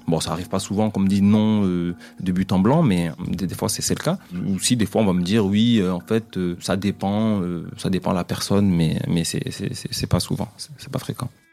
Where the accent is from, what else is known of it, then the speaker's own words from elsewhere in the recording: Mayotte; je suis originaire de Mayotte.